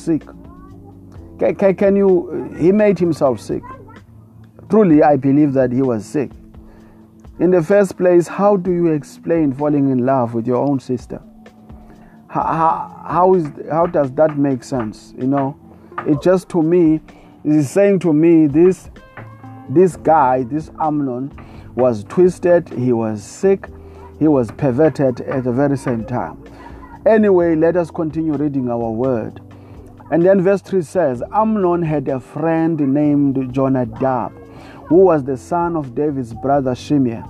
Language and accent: English; South Africa; I come all the way from South Africa